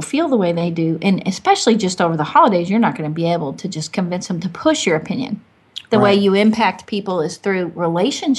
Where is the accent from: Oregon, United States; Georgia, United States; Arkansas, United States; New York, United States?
Arkansas, United States; moved away; also born or lived in Michigan; I'm from Arkansas